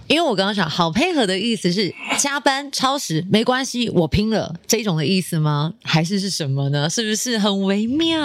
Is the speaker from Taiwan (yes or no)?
yes; Taiwan; 以我们台湾人传统的个性